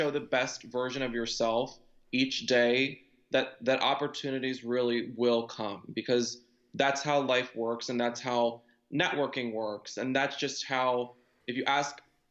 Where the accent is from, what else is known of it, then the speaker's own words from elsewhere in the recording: right outside of Philadelphia, Pennsylvania, United States; born and raised right outside of Philadelphia